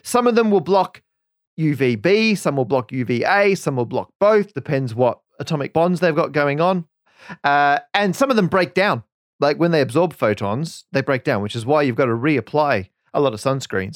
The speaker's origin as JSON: {"language": "English", "country": "Australia", "moved": "as an adult", "lives_now": "United Kingdom", "said": "we're both from Australia"}